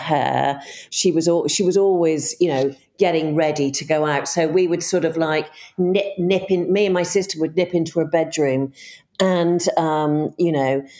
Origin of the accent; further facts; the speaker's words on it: Bristol, South West England, United Kingdom; moved away; also born or lived in Australia / London; I grew up in Bristol